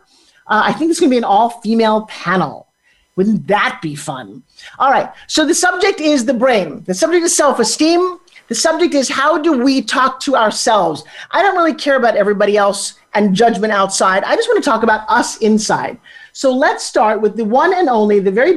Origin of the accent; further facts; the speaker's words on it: New York, United States; now in California, United States; We're from New York